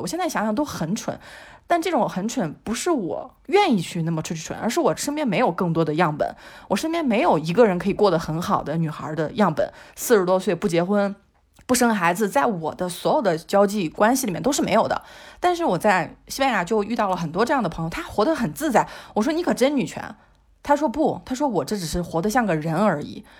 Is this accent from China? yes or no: yes; China; 我们中国人其实是把父母当宗教看的